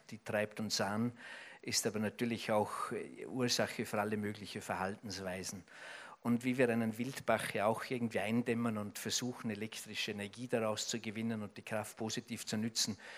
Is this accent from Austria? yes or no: yes; Austria; die nächste Fußballweltmeisterschaft als Österreicher spricht man ja leicht, weil man immer Zuschauer ist.